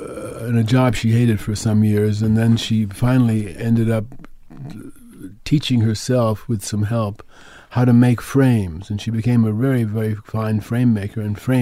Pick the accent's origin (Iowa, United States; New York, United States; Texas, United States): New York, United States; Manhattan; Manhattan, yeah.